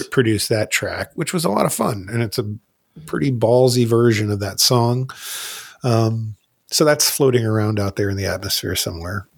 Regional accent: New Jersey, United States; I moved from, when I was, like, ten years old, I moved from North Jersey to South Jersey

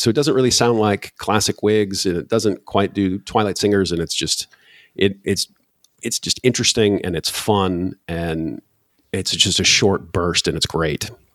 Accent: Michigan, United States; now in Poland; I'm originally from Michigan

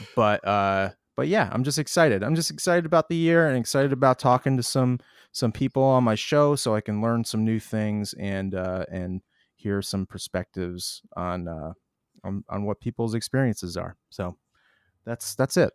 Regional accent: Boston, Massachusetts, United States; we'll be in Boston, my hometown

